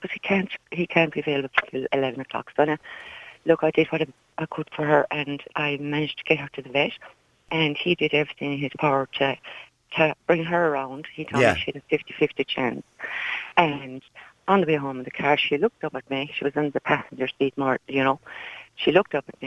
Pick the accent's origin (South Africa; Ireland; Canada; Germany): Ireland; Kerry, Munster; moved away; We are originally from Kerry, myself, my daughter moved to Seattle.